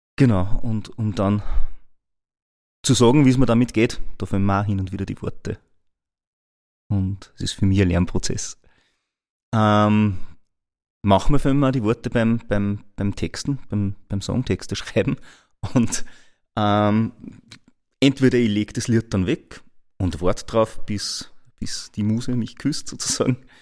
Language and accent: German; Linz, Upper Austria, Austria; ich wieder zurückgefahren bin nach Linz. Ja? Also mein, mein eigen, eigentliches Daheim, dort wo ich herkomme